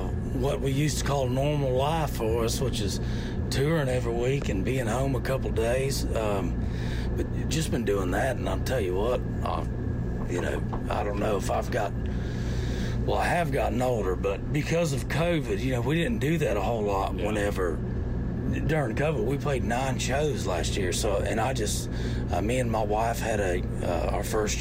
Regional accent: southern Missouri, United States; I'm from southern Missouri

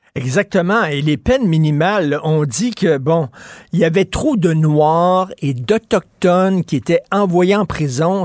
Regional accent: Montreal, Quebec, Canada; J'ai grandi à Verdun

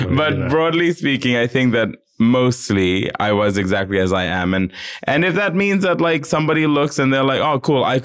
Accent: Fiji; moved away; I grew up in the island. So I am not at all embarrassed of the fact that I am Fijian

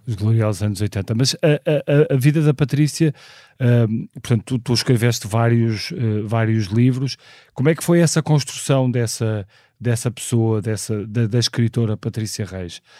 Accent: Porto, Norte, Portugal; nasci no Porto em 1976

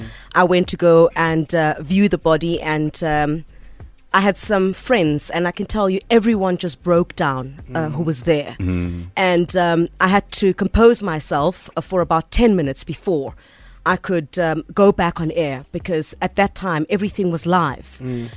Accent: Eastern Cape, South Africa; moved away as an adult; now in Johannesburg, South Africa; I'm from the Eastern Cape. I mean, Kudala ndifikile Joburg. I mean, like here for like, what, 13 years?

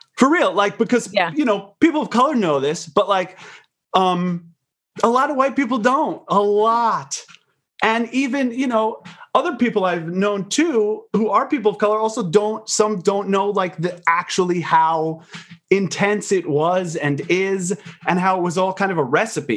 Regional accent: Long Island, New York, United States; I grew up on Long Island

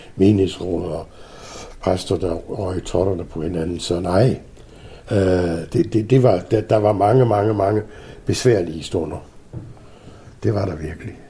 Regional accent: Southern Jutland, Southern Denmark, Denmark; moved away; voksede jeg op i Sønderjylland. I en lille bitte landsby, pokker i vold, uden for landslovret

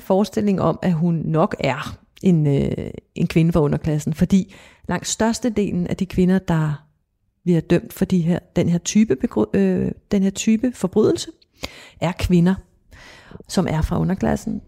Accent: Copenhagen, Capital Region of Denmark, Denmark; jeg voksede op i København i, øh, på Amager

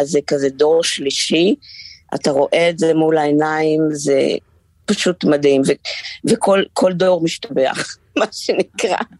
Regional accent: Haifa, Haifa District, Israel; אני בחיפה. חזרתי לעיר מולדתי.

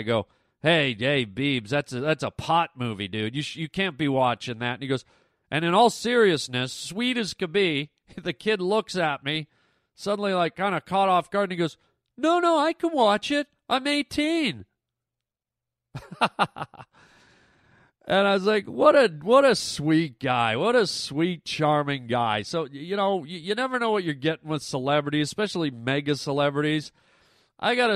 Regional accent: Toronto, Ontario, Canada; now in United States; I was born and raised in Canada

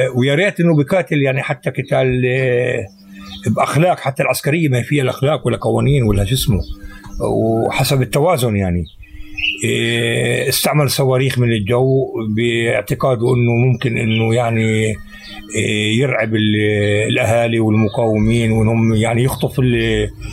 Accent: Jenin, West Bank, Palestine; عندنا بجنين

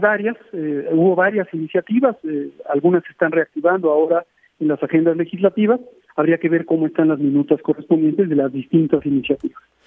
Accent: Mexico City, Mexico; yo personalmente nací en la Ciudad de México hace 54 años, conozco la ciudad, he recorrido todas las alcaldías

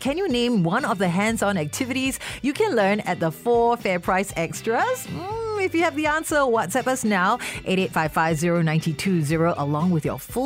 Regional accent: Singapore; I'm Singaporean

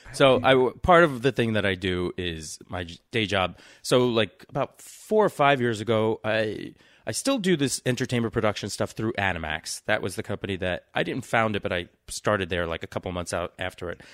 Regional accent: New York City, New York, United States; I grew up in New York City, the first place, uh, but in Queens. So I'm from Flush and Queens

